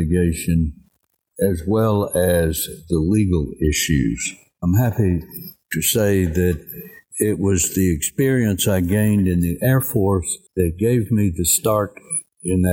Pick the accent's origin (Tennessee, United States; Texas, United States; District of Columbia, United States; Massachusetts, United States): Tennessee, United States; Cookeville; I grew up in Cookeville, Tennessee